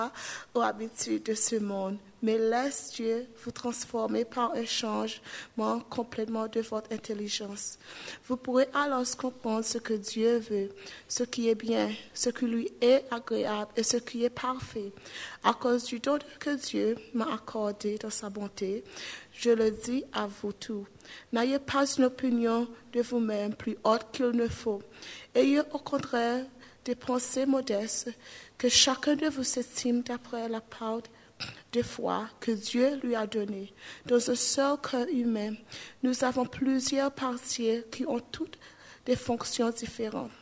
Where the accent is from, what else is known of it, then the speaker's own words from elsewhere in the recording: Seychelles; I come from Seychelles